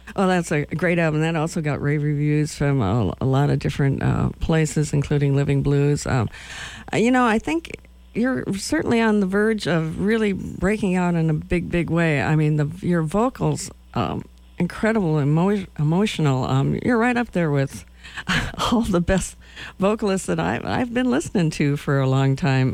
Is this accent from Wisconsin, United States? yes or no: yes; Madison, Wisconsin, United States; moved away; I'm from Madison